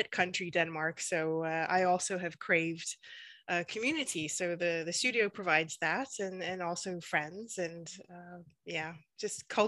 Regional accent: Western Canada, Canada; also born or lived in United Kingdom; from the West, from the mountains, but actually I was born in the UK, so I've kind of been a bit of a migrant throughout my for the, throughout my life.

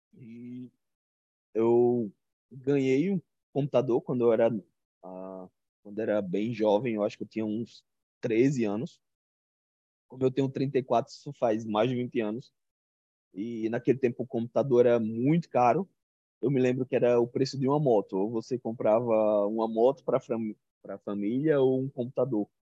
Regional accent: Arapiraca, Alagoas, Brazil; eu sou do interior de Alagoas, de uma cidade chamada Arapiraca, a terra do fumo

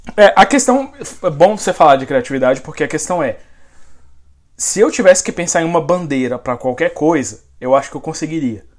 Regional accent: Brasília, Federal District, Brazil; moved away as an adult; now in United States; eu e o Josa fomos nascidos e criados no Distrito Federal

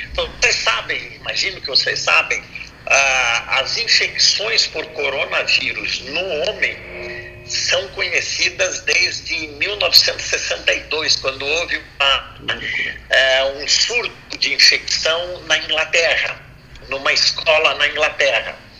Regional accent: Brazil; como brasileiro

